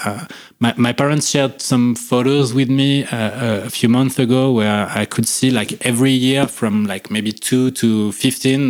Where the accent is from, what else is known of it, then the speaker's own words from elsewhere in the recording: near Lyon, Auvergne-Rhône-Alpes, France; also born or lived in Annecy, France; I was born and bred in the Rhône-Alpes region, but way closer to Lyon